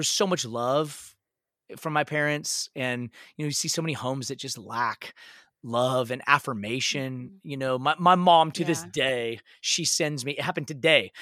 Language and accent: English; a little city outside of Seattle, Washington, United States; now in Dallas, United States; I grew up in a little city outside of Seattle, uh, Washington and uh, so grew up in the Northwest.